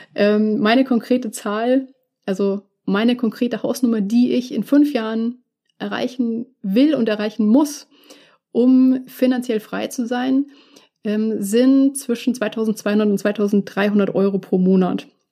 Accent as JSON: {"language": "German", "town": "Munich", "region": "Bavaria", "country": "Germany", "tie": "born or raised there", "said": "dass München meine, meine Heimatstadt ist und auch immer sein wird."}